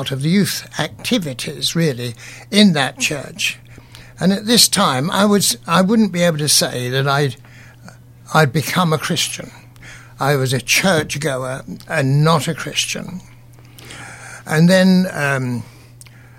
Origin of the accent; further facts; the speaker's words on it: Cambridge, East of England, United Kingdom; I was born in Cambridge, and I had very elderly parents